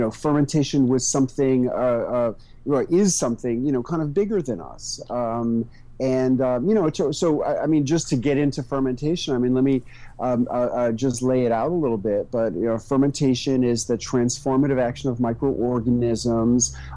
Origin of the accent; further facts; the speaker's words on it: New York City, New York, United States; moved away as an adult; also born or lived in rural Tennessee; now in Tennessee, United States; I moved from New York City, which was my hometown, to a community in rural Tennessee